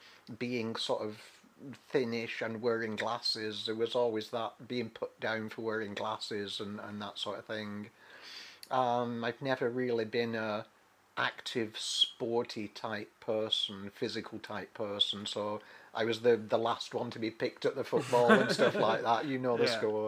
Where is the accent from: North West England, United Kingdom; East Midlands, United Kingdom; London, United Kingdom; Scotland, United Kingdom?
North West England, United Kingdom; Manchester; moved away as an adult; also born or lived in Europe; UK. It was in the northwest of the UK. Manchester-ish. It's a huge, big region. We were on the outskirts of the city.